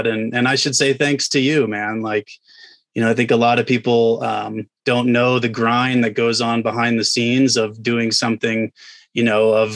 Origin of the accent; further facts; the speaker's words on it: the South, United States; moved away as an adult; I grew up in the South